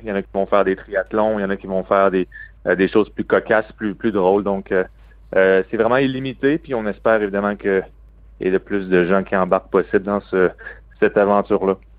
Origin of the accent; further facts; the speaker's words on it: Quebec City, Quebec, Canada; now in Boston, United States; je suis un gars de Québec